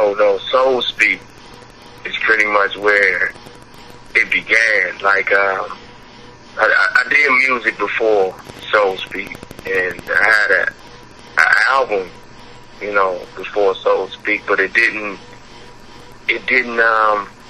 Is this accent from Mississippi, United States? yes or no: yes; Starkville, Mississippi, United States; I was born in Starkville, Mississippi.